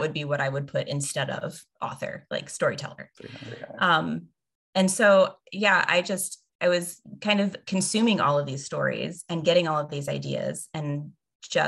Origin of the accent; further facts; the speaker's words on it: the Bible Belt, United States; we grew up in the Bible Belt